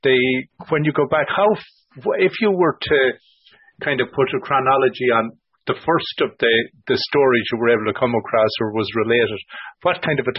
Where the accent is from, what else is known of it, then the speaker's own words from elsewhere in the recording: Ballinasloe, Connacht, Ireland; now in Ottawa, Canada; And I said, Bannisloe. And he says, what's your name?